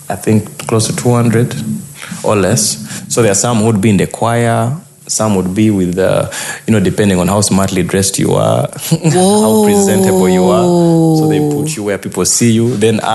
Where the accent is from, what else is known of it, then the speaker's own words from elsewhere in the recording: Kampala, Central Region, Uganda; first language Lango; English is a second language; also born or lived in Lira, Uganda; I think I moved when I was still young, because I was born in Lira, but most of my childhood was in Kampala.